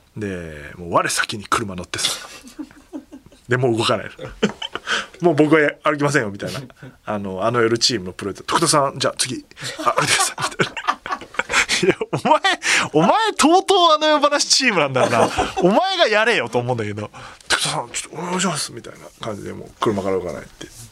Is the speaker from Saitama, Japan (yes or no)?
yes; Kasukabe, Saitama, Japan; 僕の地元の春日部に向かう